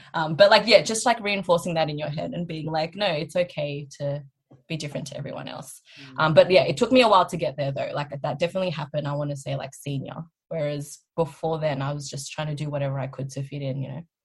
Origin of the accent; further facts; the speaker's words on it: Australia; but we grew up here, we were raised here, our mentality is very much so westernized.